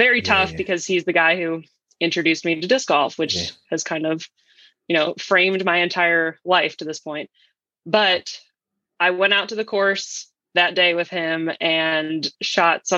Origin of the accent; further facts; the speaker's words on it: Philadelphia, Pennsylvania, United States; I'm from Philadelphia, Pennsylvania originally